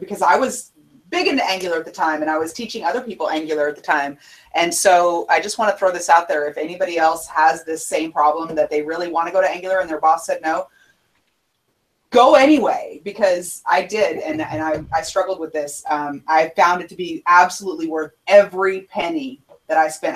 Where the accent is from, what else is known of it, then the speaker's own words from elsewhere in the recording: Houston, Texas, United States; I'm I'm from Houston